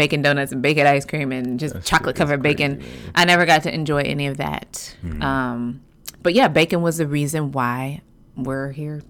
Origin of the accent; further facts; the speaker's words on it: Midwest, United States; I'm from the Midwest